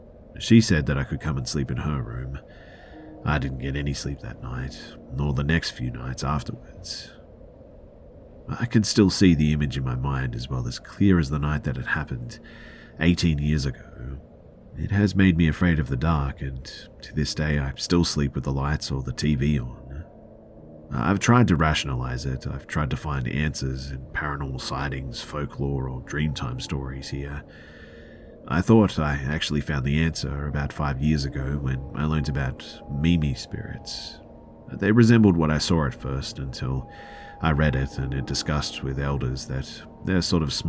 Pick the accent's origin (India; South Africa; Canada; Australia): Australia; So I'm from Australia, and when I was 8 years old, my family lived in a house off the Pacific Highway.